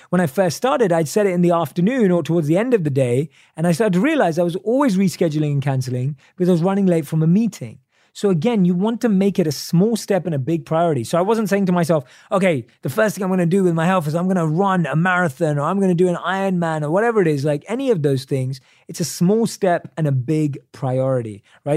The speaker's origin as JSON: {"language": "English", "country": "United Kingdom", "accent": "British English", "said": "my British English accent"}